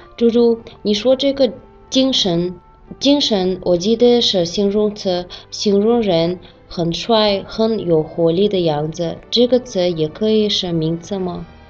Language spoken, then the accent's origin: Chinese; Kazakhstan; Chinese is a second language; moved away as an adult; now in Beijing, China; 来自哈萨克斯坦的